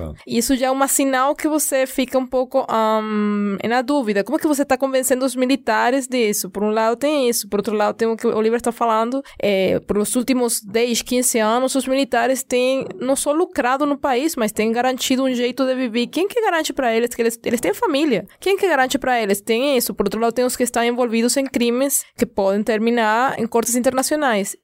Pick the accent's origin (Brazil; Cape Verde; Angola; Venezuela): Venezuela; como venezuelana